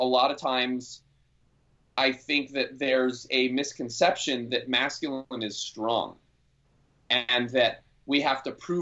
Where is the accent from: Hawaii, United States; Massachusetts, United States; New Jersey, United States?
Hawaii, United States; Maui; I grew up here on Maui